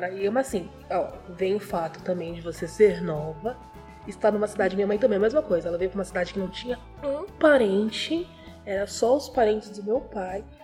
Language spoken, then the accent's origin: Portuguese; Rio de Janeiro, Brazil; accent: carioca; moved away as an adult; now in Santos, Brazil; eu sou do Rio.